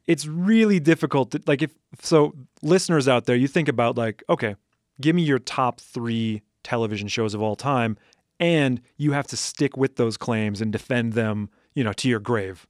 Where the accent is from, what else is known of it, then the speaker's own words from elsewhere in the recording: Madison, Wisconsin, United States; I grew up in Madison, Wisconsin